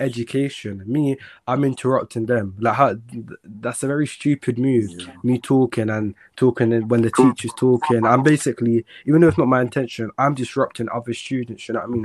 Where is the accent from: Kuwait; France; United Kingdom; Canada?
United Kingdom; London; also born or lived in Jamaica; I'm from South London